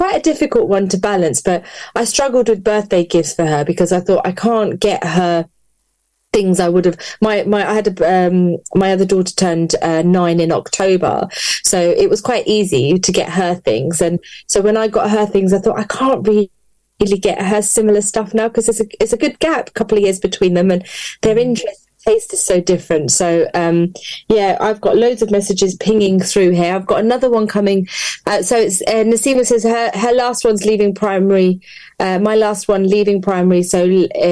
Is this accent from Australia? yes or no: no; London, United Kingdom; moved away as an adult; now in Luton, United Kingdom; I'm from West London